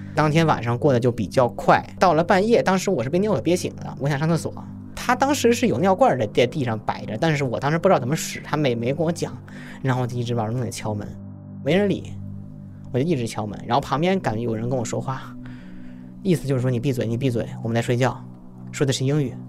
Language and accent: Chinese; China; 我是中国人